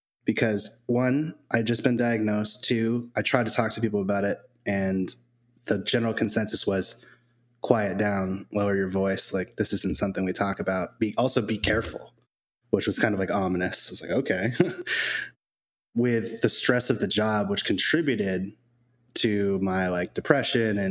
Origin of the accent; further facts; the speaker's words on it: New England, United States; now in Tampa Bay area, United States; I grew up in New England